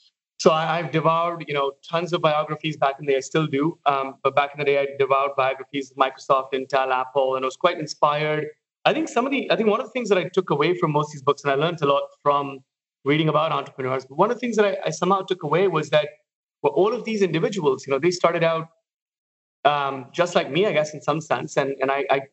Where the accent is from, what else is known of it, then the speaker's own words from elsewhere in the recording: Mumbai, Maharashtra, India; moved away as an adult; I've spent my first almost 27 to 30 years in Mumbai growing up